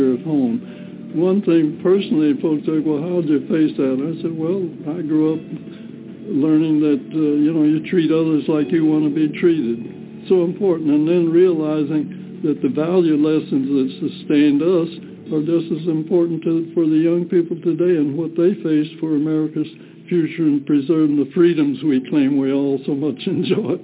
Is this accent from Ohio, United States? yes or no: yes; Cleveland, Ohio, United States; originally from, I was born in Cleveland, Ohio in 1919